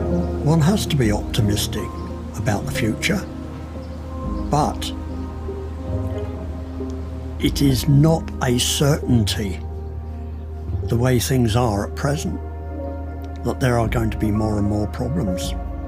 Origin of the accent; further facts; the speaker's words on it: Sutton, London, United Kingdom; born there; I'm 85 years old. I was born in Sutton in Surrey in 1938.